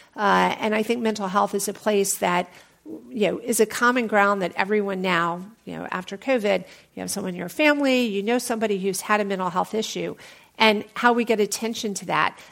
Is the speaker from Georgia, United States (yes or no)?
yes; Atlanta, Georgia, United States; I'm from Atlanta